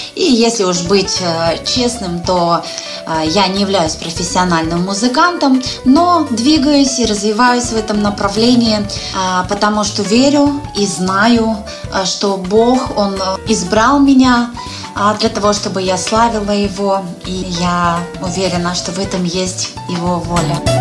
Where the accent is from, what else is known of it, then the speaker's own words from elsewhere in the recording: Lake Baikal, Siberia, Russia; now in Saint Petersburg, Russia; Я родилась в Сибири на берегу замечательного, красивейшего озера Байкал. Но вот уже несколько лет я живу в городе Санкт-Петербург